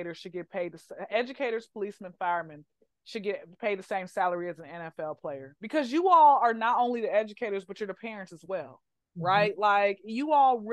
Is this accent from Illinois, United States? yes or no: no; Atlanta, Georgia, United States; I'm from Atlanta, so my mom had worked in Atlanta public school system.